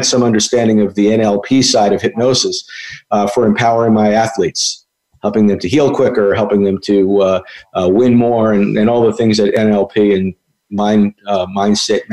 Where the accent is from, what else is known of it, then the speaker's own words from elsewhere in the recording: Long Island, New York, United States; I grew up in New York on Long Island, you know, to a typical Long Island neurotic Jewish dysfunctional family